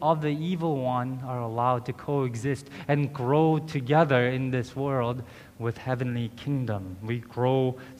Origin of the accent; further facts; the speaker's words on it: South Korea; That's how it began in Korea. In my home country, this is how the gospel arrived.